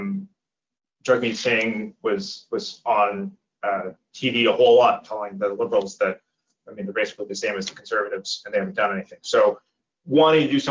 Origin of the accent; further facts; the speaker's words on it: Nova Scotia, Canada; I grew up in Nova Scotia, we all had baseboard heaters